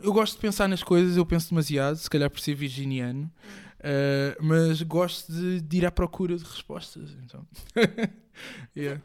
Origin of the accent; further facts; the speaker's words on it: Moita, Setúbal, Portugal; also born or lived in Africa (born, likely Angola); eu cresci na Moita. Vivi lá mais de 20 anos